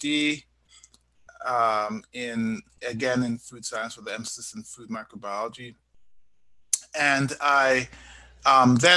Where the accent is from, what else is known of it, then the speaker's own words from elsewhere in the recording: Canada; I'm from Canada.